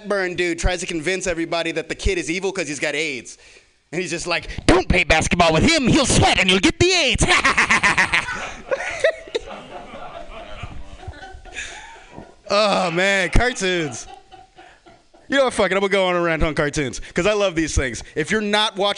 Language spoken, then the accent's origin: English; the South, United States; I am from the South, and being from the South